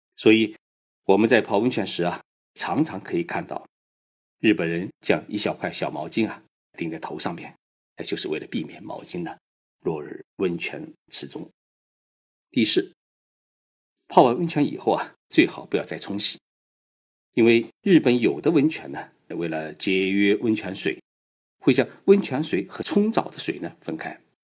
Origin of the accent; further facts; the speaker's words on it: China; 我们中国人